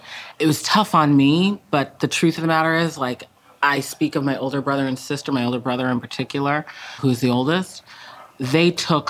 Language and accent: English; Massachusetts, United States; It's a section of Massachusetts, Greater Boston, that's like very glad to be closed.